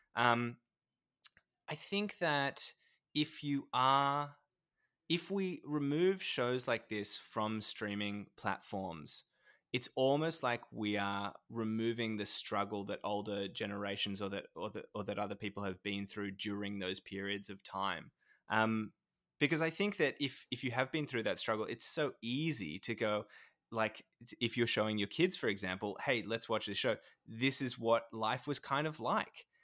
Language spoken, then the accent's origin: English; New South Wales, Australia; now in Victoria, Australia; I'm originally from New South Wales